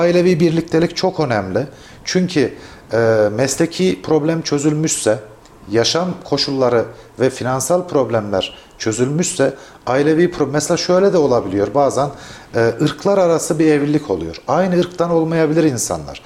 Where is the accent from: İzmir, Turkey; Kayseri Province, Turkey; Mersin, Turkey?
Kayseri Province, Turkey; Kayseri ve bizim yöremizde